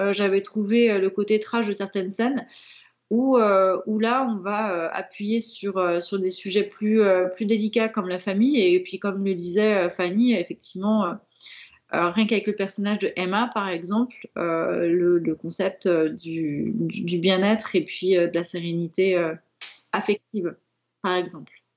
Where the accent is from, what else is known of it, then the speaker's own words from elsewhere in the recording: France; en tant que Français